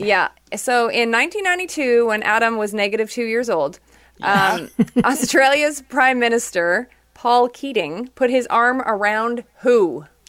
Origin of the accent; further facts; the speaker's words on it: Quebec, Canada; moved away as an adult; also born or lived in Toronto; I was from Quebec